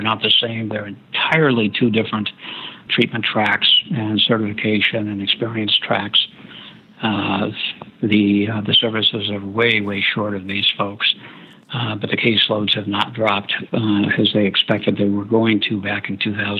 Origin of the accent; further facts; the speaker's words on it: Fairbanks, Alaska, United States; I'm from Fairbanks, Alaska